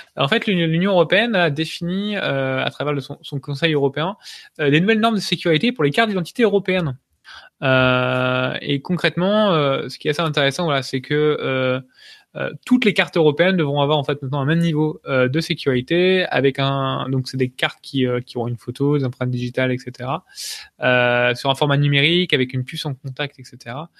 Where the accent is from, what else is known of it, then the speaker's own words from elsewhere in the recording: France; on est français, on est chauvin